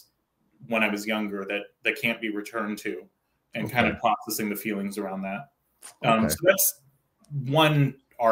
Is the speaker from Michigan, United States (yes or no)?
no; Santa Cruz, California, United States; also born or lived in Oakland, California; growing up in Santa Cruz, California. That's where I'm from, by the way